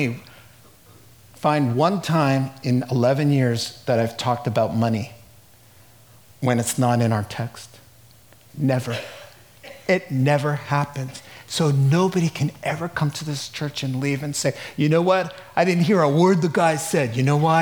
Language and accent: English; United States; I'm an American